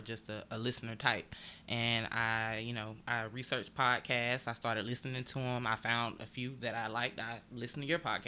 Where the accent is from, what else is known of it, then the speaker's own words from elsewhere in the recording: Augusta, Georgia, United States; moved away as an adult; I am originally from Augusta, Georgia, born and raised